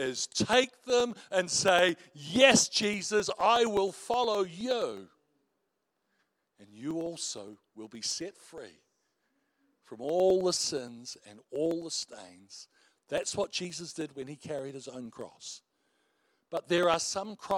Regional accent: New Zealand; we're Kiwis

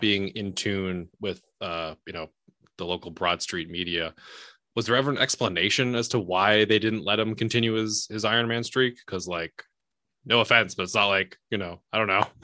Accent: New Hampshire, United States; moved away as an adult; also born or lived in upstate New York; now in Boston, United States; I'm originally from New Hampshire, so I've been in the Northeast pretty much my entire adult life.

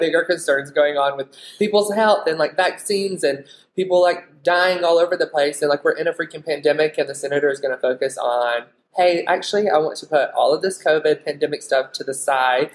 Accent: Alabama, United States; also born or lived in Florida; now in Utah, United States; I grew up in Alabama, but I went to beauty school in Florida

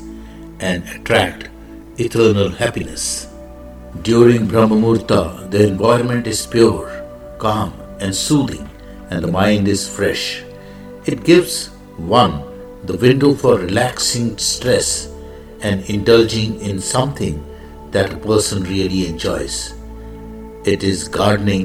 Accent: India; I am the Indian monk

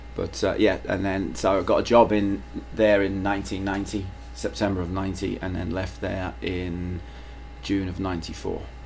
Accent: London, United Kingdom; moved away; I grew up in London.

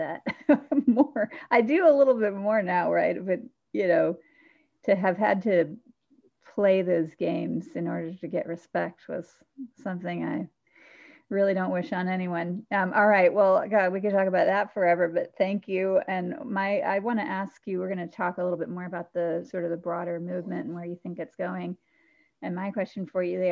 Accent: John Lewis's congressional district, Georgia, United States; moved away; I grew up in John Lewis's congressional district

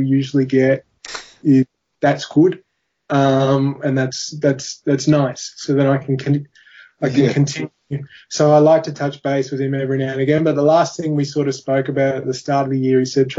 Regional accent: Australia; being an Australian

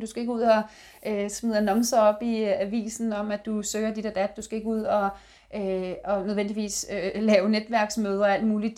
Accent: Denmark

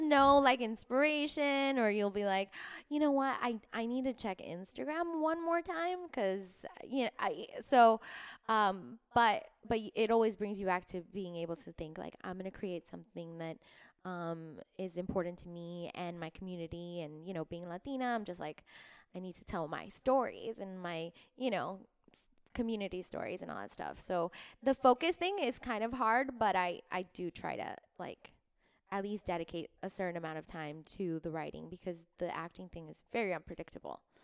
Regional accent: Miami, Florida, United States; now in Los Angeles, United States; I was born in Miami

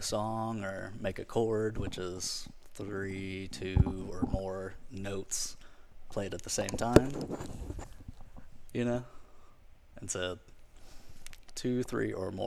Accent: Pensacola, Florida, United States; now in Ocean Springs, United States; I am a musician from Pensacola, Florida. I live in Ocean Springs now.

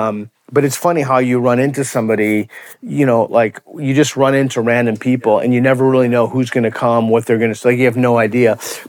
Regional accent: United States; as an American in particular

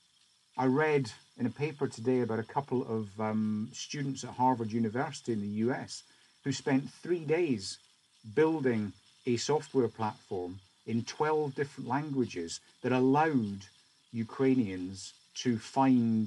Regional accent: Scotland, United Kingdom; as a Scotsman

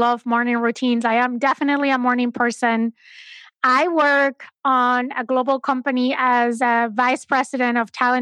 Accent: Spain; moved away; I'm originally from Spain

